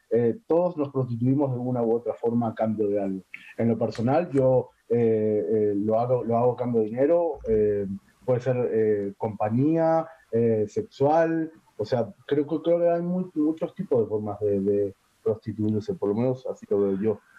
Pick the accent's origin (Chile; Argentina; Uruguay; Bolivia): Uruguay; moved away as an adult; now in Mexico; soy uruguayo.